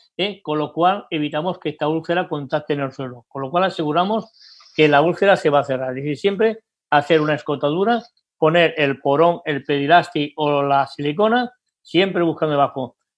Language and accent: Spanish; Barcelona, Catalonia, Spain; en España, en mi país, Barcelona